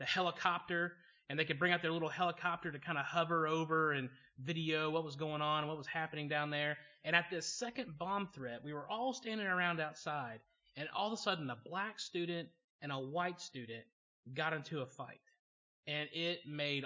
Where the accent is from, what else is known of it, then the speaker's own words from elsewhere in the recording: Georgia, United States; moved away; also born or lived in Choctaw, Oklahoma; I grew up in Georgia, which is noteworthy because my parents grew up in a small town in Pennsylvania, which means for me growing up in Georgia, I became bilingual. I could learn to talk Southern